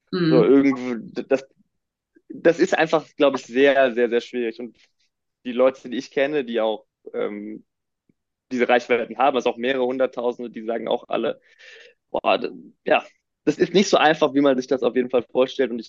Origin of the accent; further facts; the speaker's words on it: Düsseldorf, North Rhine-Westphalia, Germany; ich komme aus Düsseldorf